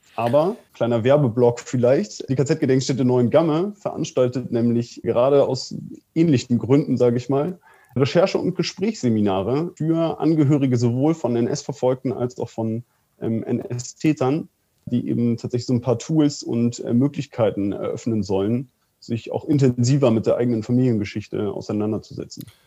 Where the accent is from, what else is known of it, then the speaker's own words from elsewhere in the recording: Soltau, Lower Saxony, Germany; aus meiner Heimatstadt in Soltau